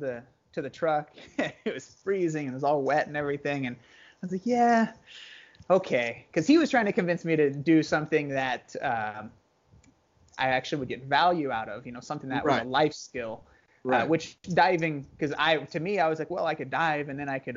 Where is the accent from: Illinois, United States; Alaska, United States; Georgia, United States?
Alaska, United States; Wasilla; moved away; I was born and raised up in Wasilla, Alaska, and that was really cool. Grew up there my whole life